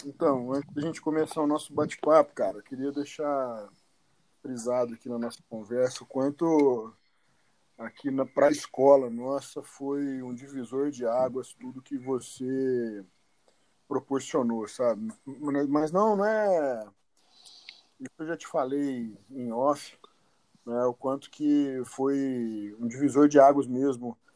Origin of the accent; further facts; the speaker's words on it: São Sebastião do Paraíso, Minas Gerais, Brazil; now in Uberaba, Brazil; eu sou de São Sebastião do Paraíso, né? Hoje eu moro em, em Uberaba, mas uhum. eu venho do interior de Minas Gerais.